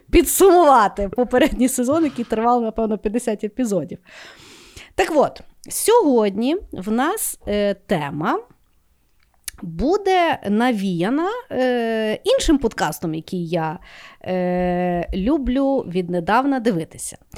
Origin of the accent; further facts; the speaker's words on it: Lviv, Lviv Oblast, Ukraine; Ті, ми і е, росли і виросли у Львові.